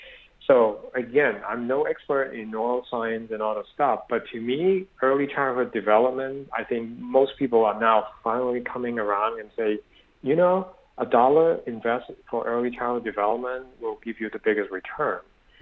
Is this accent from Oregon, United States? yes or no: no; Berkeley, California, United States; I'm a product of Berkeley, so people always say I'm from the Republic of Berkeley, so I'm very liberal.